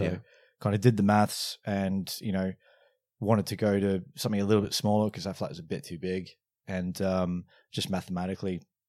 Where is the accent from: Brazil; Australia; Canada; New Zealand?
Australia; moved away; also born or lived in London, United Kingdom; I'm originally from Australia, the accent comes and goes. Moved from the UK, moved from Australia to the UK in 2010.